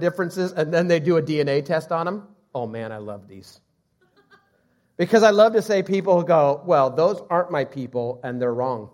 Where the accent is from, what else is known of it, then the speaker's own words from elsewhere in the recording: United States; I'm American, Swedish, Assemblies of God, non-sports fan, I am first Christian